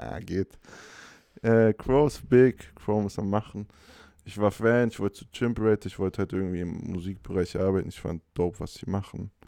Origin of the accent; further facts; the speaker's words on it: Hanover, Lower Saxony, Germany; moved away as an adult; now in Stuttgart, Germany; in Hannover studiert, wo ich herkomme